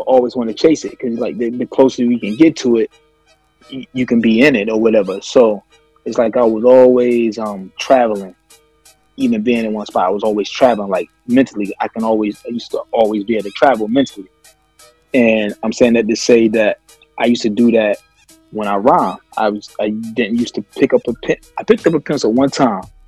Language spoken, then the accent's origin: English; the South, United States; I was born in the South, like born in the South